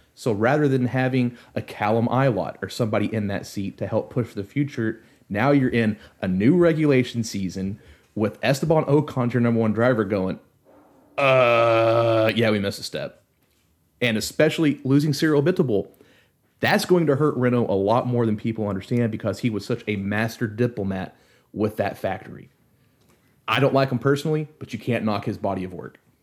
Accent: United States; me being an American

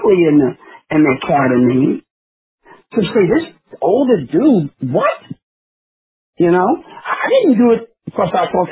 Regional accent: New York City, New York, United States; I'm a New Yorker

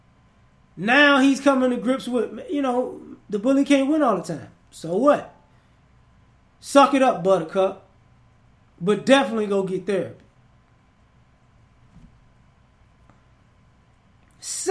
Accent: United States; I'm American

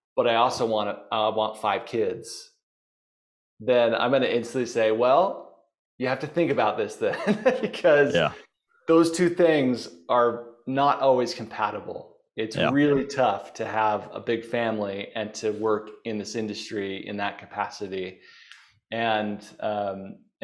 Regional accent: Bountiful, Utah, United States; I grew up in Bountiful, Utah

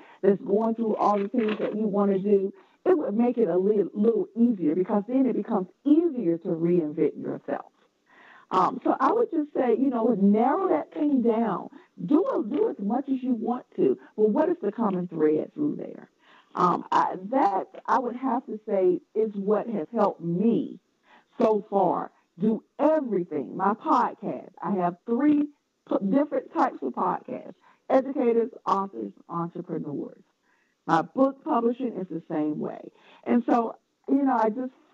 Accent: North Carolina, United States; accent: Southern; now in Washington, D.C. metropolitan area, United States; I was ashamed of my Southern accent. I'm from North Carolina.

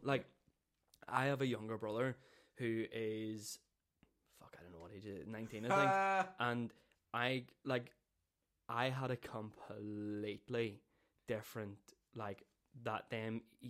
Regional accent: Downpatrick, Northern Ireland, United Kingdom; also born or lived in Belfast; I grew up in Downpatrick, and I was split between Downpatrick, and I spent my weekends in Belfast with my dad.

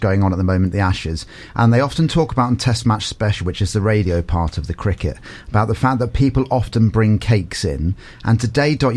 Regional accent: Portsmouth, South East England, United Kingdom; moved away; I'm from Portsmouth originally

